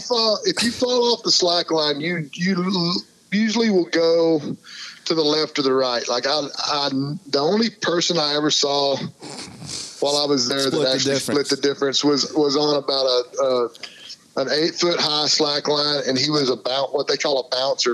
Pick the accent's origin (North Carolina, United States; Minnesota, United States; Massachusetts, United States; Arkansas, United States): Arkansas, United States; also born or lived in Weatherford, Texas; I'm in Arkansas right now. This is my home state, and um, I live in Little Rock